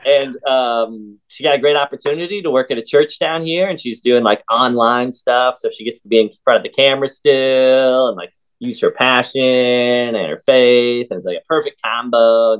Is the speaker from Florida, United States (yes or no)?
no; Ohio, United States; moved away as an adult; now in Savannah, United States; I'm from the Midwest. I'm a Midwest guy from Ohio.